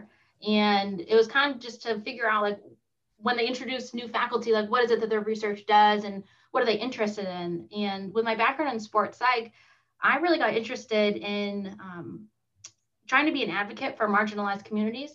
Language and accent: English; Maine, United States; now in Augusta, Georgia, United States; I'm actually from Maine